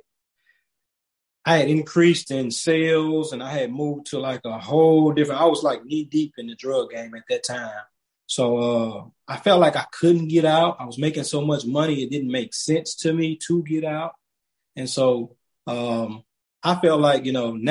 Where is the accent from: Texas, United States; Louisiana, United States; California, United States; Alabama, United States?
Alabama, United States; moved away; me growing up in Alabama and my mom and my grandma instilling faith in me